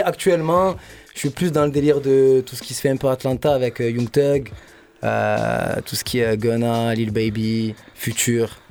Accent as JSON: {"language": "French", "town": "Marseille", "region": "Provence-Alpes-Côte d'Azur", "country": "France", "tie": "born or raised there", "said": "J'ai grandi dans le, dans le 15 aux Égalades"}